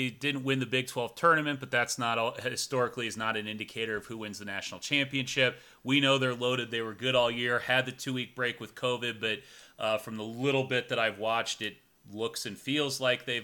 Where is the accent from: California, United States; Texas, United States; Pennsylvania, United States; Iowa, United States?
Iowa, United States; growing up in Iowa